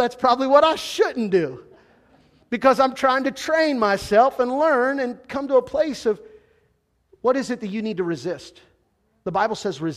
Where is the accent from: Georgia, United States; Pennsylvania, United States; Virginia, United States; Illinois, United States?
Pennsylvania, United States; Central; now in Western Pennsylvania, United States; I grew up in Central PA and became my number one team the moment I moved to Western Pennsylvania